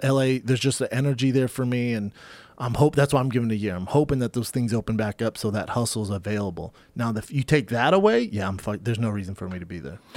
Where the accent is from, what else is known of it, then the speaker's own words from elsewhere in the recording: Louisiana, United States; we're both from Louisiana.